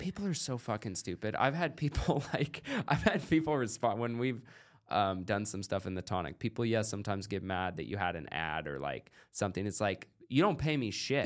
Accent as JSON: {"language": "English", "country": "United States", "also_born_or_lived": "Oregon", "said": "I'm American"}